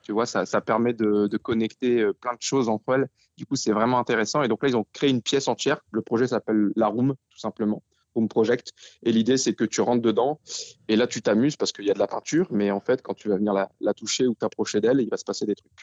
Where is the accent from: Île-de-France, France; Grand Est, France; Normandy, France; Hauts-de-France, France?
Hauts-de-France, France; Denain; also born or lived in Lille metropolitan area; now in Lille, France; on vient de Denain